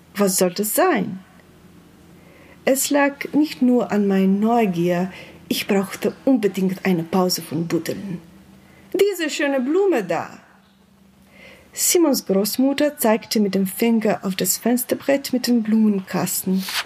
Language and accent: German; Slovenia; German is a second language